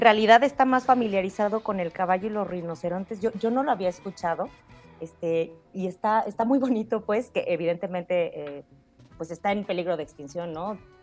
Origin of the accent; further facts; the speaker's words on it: Mexico; como mexicanos